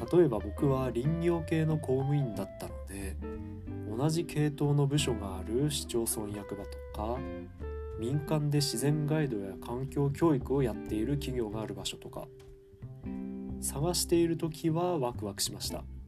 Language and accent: Japanese; Ishikawa, Fukushima, Japan; moved away as an adult; 地元である福島県石川町